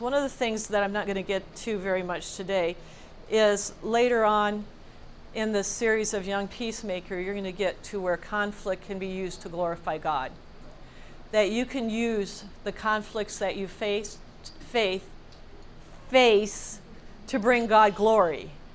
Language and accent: English; United States; as Americans, born and raised in the United States